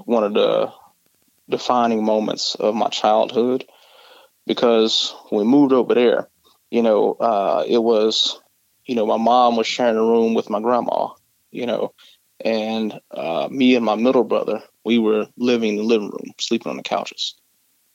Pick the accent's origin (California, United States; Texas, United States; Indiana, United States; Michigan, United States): Texas, United States; Mesquite; I actually grew up in Mesquite, Texas